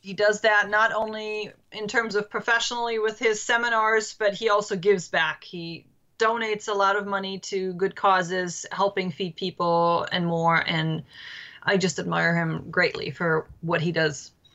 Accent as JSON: {"language": "English", "town": "Berchtesgaden", "region": "Bavaria", "country": "Germany", "tie": "born or raised there", "moved": "yes", "lives_now": "Washington, D.C., United States", "said": "Yes, I am from Germany, born and raised."}